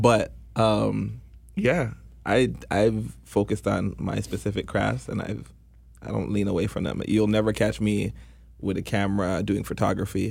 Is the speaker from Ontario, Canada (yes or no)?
yes; Toronto, Ontario, Canada; born or raised there